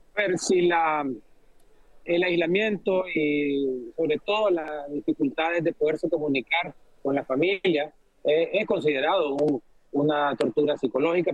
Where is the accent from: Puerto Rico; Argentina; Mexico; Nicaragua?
Nicaragua; moved away as an adult; now in Washington, United States; se nos despojó eh, supuestamente legalmente de, nuestra nacionalidad como nicaragüense